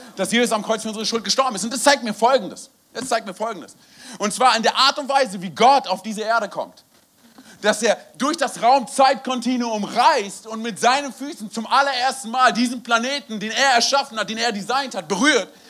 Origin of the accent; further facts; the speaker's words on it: Berlin, Germany; moved away; also born or lived in Wiesbaden / Frankfurt; bin gebürtiger Berliner